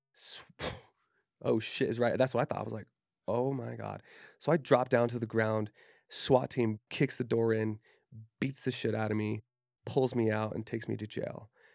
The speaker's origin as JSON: {"language": "English", "area": "Davis County", "region": "Utah", "country": "United States", "tie": "born or raised there", "said": "growing up in Davis County, Utah"}